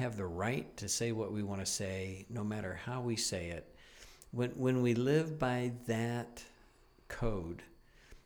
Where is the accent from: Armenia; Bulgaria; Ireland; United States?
United States; moved away as an adult; now in Niagara, Canada; being an American up here in Canada